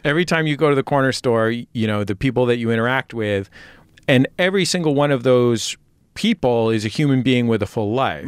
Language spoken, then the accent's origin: English; California, United States; growing up in California, uh, to be Latino meant, uh, you know, for people in my neighborhood